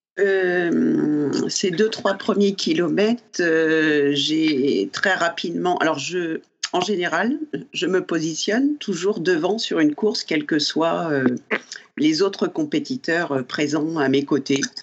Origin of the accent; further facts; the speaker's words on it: Normandy, France; je suis normande